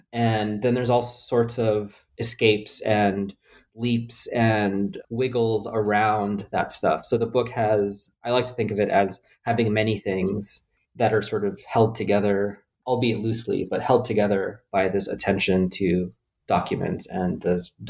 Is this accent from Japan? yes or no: no; Philippines; born there; I make sure to say I was born in the Philippines, so the judges know that my white-sounding name belongs to me.